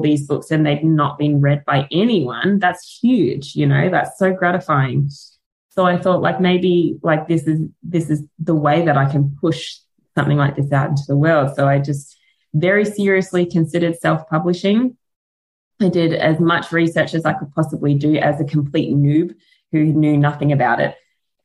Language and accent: English; Australia; accent: Australian; my Australian accent